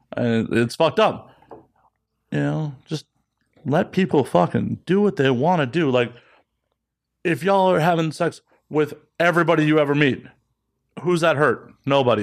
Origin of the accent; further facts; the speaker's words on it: Chicago, Illinois, United States; I grew up in the north side of Chicago